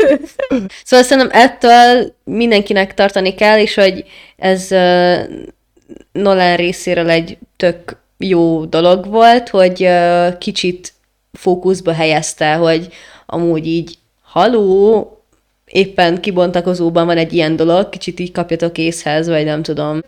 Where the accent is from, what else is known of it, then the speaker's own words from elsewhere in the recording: Hungary; magyarok vagyunk